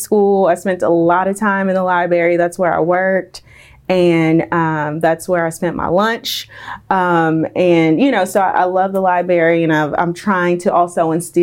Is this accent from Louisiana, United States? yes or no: yes; Tallulah, Louisiana, United States; also born or lived in Milwaukee, Wisconsin / Salinas, California; now in California, United States; Wasn't born there, but raised in Tallulah, Louisiana. Moved to California